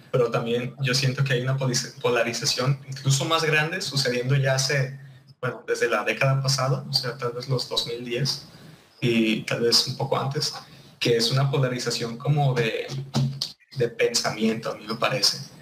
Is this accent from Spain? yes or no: no; Mexico; soy un mexicano